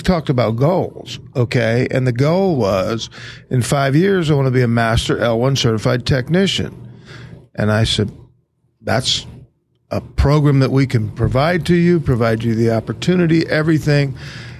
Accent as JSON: {"language": "English", "town": "Phoenix", "region": "Arizona", "country": "United States", "said": "I'm from Phoenix"}